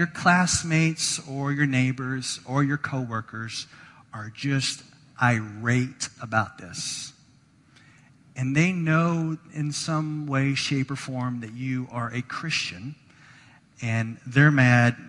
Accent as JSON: {"language": "English", "region": "the South", "country": "United States", "moved": "yes", "lives_now": "Chicago, United States", "said": "I'm from the South"}